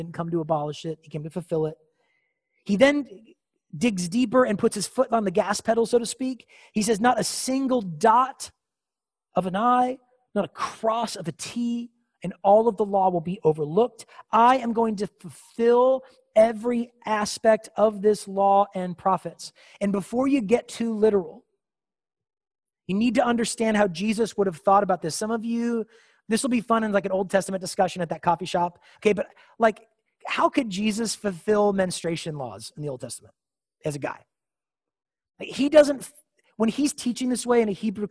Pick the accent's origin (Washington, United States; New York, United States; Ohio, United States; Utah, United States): Washington, United States; Seattle; moved away as an adult; now in Chattanooga, United States; I'm from Seattle, Washington